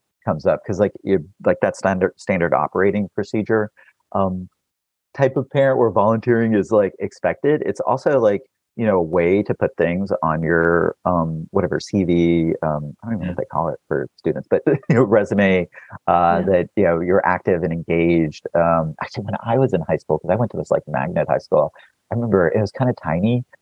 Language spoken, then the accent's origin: English; Texas, United States; I was born in Texas